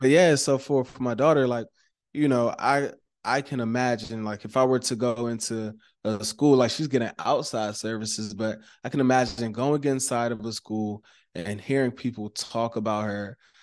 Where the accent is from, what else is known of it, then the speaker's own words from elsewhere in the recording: Maryland, United States; I'm from Maryland, right? And so Maryland, we're known for, like, our seafood